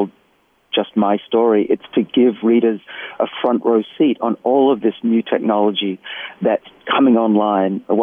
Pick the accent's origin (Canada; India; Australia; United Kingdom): Australia; accent: Australian; moved away as an adult; also born or lived in Boston; my accent's Australian